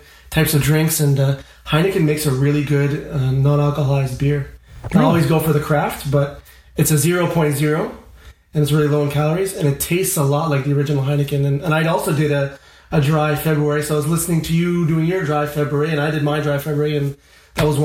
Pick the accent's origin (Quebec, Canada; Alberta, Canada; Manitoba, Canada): Quebec, Canada; Montreal; I'm from the West Island of Montreal. I'm a suburb boy